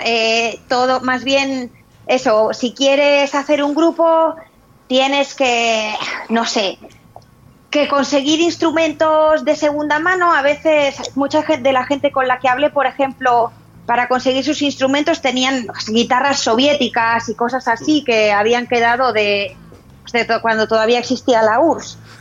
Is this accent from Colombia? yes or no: no; Santander, Cantabria, Spain; now in Boston, United States; yo soy de Santander